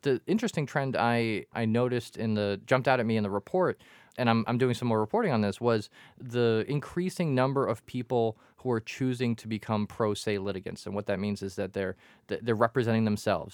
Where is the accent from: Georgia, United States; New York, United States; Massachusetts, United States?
Massachusetts, United States; Quincy; I grew up in Quincy and the Quincy courthouse